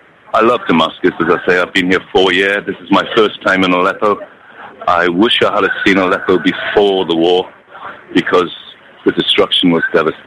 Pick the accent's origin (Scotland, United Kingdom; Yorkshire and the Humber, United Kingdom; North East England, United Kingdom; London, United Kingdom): North East England, United Kingdom; Newcastle; now in Syria; I come from Newcastle, Northern England. I'm married to a Syrian girl, and I've been in Syria for 4 years